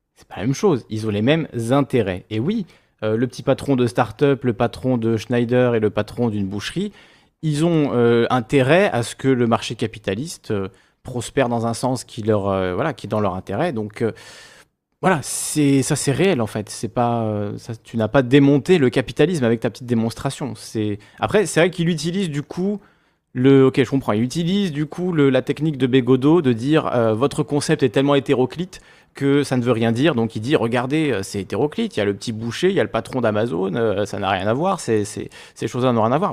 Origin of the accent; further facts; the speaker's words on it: Corsica, France; je suis corse